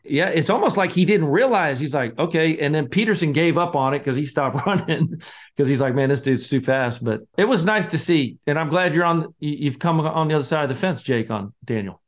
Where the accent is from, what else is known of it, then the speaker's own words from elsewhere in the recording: Scotland, United Kingdom; I'm the Scotsman